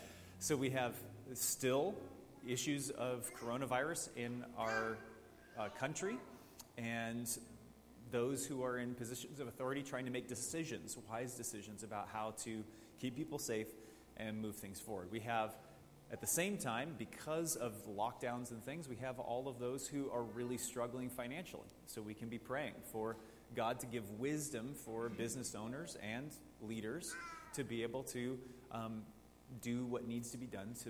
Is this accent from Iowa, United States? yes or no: no; Coeur d'Alene, Idaho, United States; I grew up in Coeur d'Alene, so I remember the Aryan Nation marches downtown.